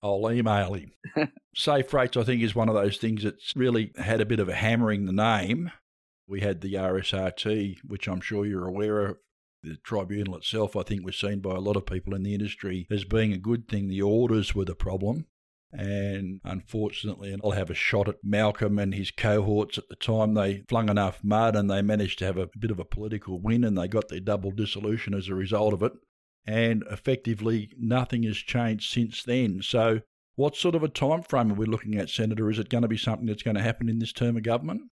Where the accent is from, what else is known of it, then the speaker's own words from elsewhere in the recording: Tasmania, Australia; moved away; also born or lived in Launceston; I'm a Tasmanian as well